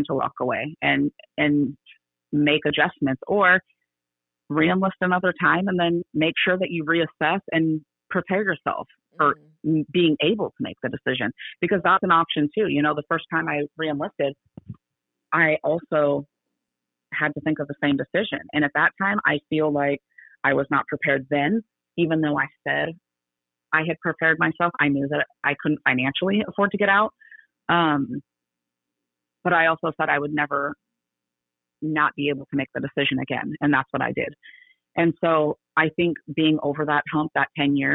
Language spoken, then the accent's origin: English; California, United States; moved away as an adult; also born or lived in Everett, Washington; now in Texas, United States; I was still born in California and I'm a Californian.